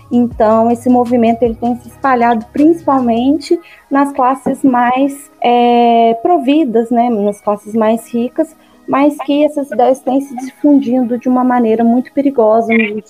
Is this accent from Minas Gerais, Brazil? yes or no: yes; Guaranésia, Minas Gerais, Brazil; Bom, eu sou mineira, como vocês. Eu sou de Guaranésia, no sul de Minas.